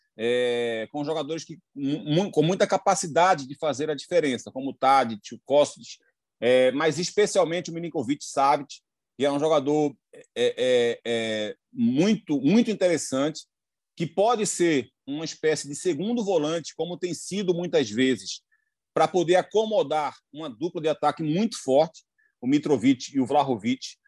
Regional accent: Recife, Pernambuco, Brazil; accent: Recife accent; do nosso sotaque aqui

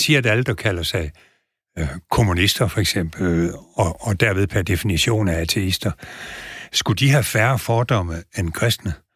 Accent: Southern Jutland, Southern Denmark, Denmark; jeg er sønderjyde

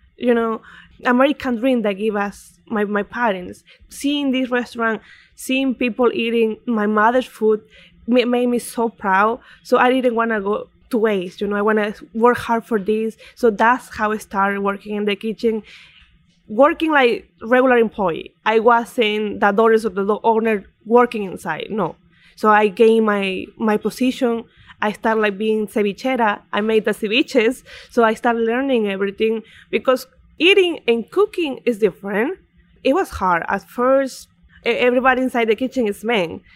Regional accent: Coracora, Ayacucho, Peru; also born or lived in Lima, Peru; now in Connecticut, United States; I'm born in Lima, but I live all my life in, in Coracora

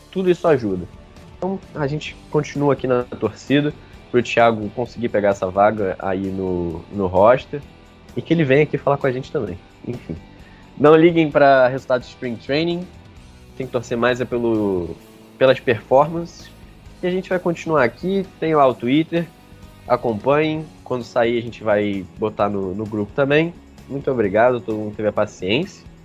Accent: Brazil; Porque eu sou do Brasil, sabe? E quando os turistas vão para lá, eles vão sem falar

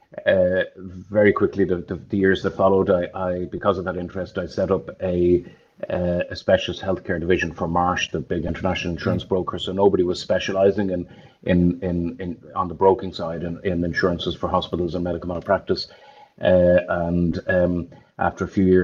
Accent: Dublin, Leinster, Ireland; So I'm a Dub from Raheny. Went to school in St. Paul's in Raheny, left in 1985

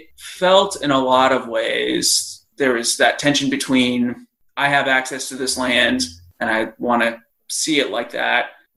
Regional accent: Colorado, United States; also born or lived in Montana; now in Idaho, United States; I lived in Montana for just about 2.5 years. I grew up in Colorado. I live in Idaho now

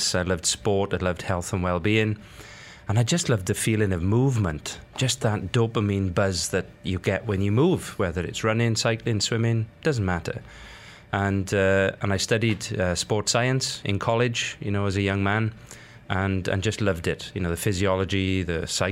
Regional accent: South Wales, United Kingdom; growing up in South Wales in the United Kingdom

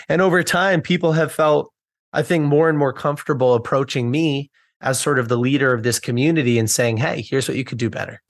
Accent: United States; I'm from the United States

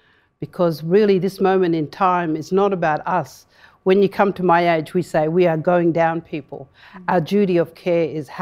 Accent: Western Australia, Australia; So in my language, I said, good day, I am a woman from the Fitzroy River, the Martuwarra.

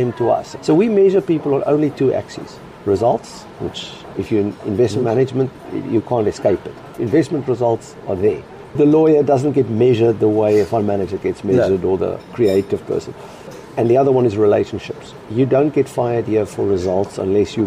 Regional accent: Cape Town, Western Cape, South Africa; now in London, United Kingdom; as a South African, Cape Town boy, we used to go and have Latin quizzes

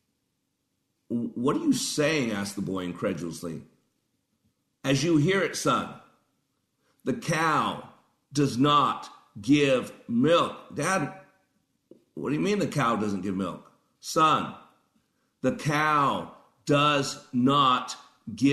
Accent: Las Vegas, Nevada, United States; I grew up in Vegas.

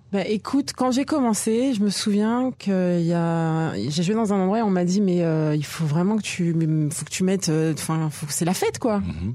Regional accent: France; moved away as an adult; now in Israel; je suis né en France, j'ai grandi en France, je suis arrivée à 22 ans

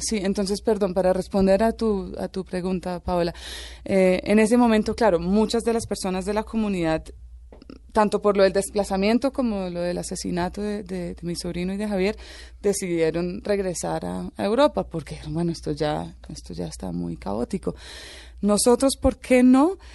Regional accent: Tolima, Colombia; also born or lived in Ireland / Venezuela; Vivíamos en una finca en, en el Tolima

